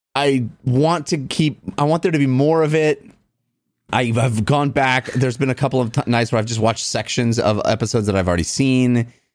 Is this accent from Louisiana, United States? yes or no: no; Bay Area, California, United States; a Golden State Warriors fan growing up in the Bay Area